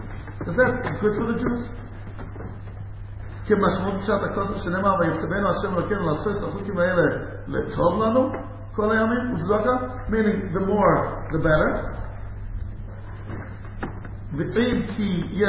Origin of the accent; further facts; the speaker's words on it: United States; I grew up like that in America